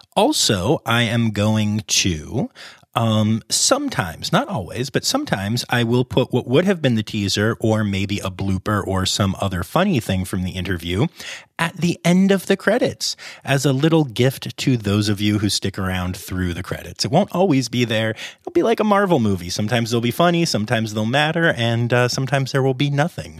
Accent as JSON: {"language": "English", "town": "Harrisburg", "region": "Pennsylvania", "country": "United States", "tie": "born or raised there", "also_born_or_lived": "Philadelphia, Pennsylvania", "said": "I grew up in the Harrisburg area, and I live down by Philly now."}